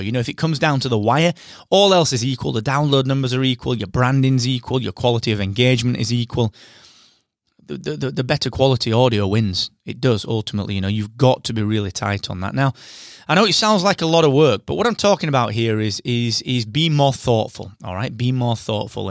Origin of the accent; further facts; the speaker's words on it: United Kingdom; I am that British podcast guy